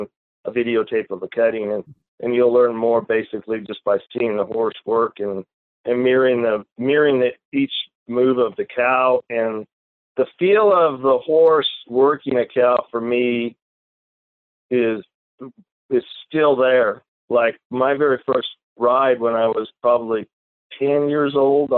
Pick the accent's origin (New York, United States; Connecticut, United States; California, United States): California, United States; Reedley; also born or lived in Bay Area, California; I was born and raised in Central California, which is a little town called Reedley, California.